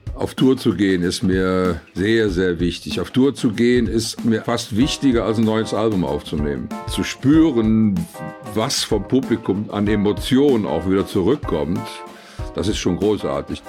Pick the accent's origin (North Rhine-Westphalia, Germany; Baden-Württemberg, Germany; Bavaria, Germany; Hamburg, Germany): North Rhine-Westphalia, Germany; Cologne; das ist für mich natürlich eindeutig Köln, äh, weil ich hier aufgewachsen bin nach dem Krieg.